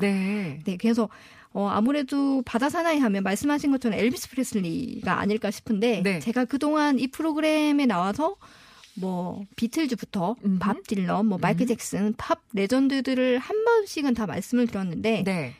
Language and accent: Korean; Tongyeong, South Gyeongsang, South Korea; 저는 남해안 출신이거든요